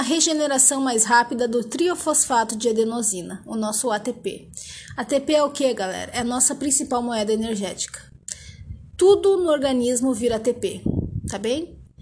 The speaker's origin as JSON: {"language": "Portuguese", "country": "Brazil", "accent": "caipira", "said": "sotaque caipirês ao falar inglês"}